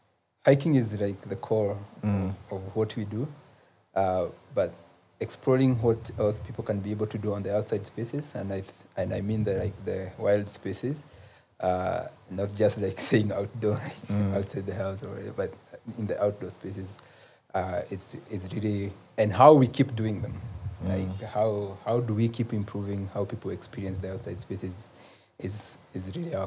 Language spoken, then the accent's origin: English; Central Province, Kenya; I'm from Central, but really right now I can say I have almost touched every part of the country in terms of my experiences hiking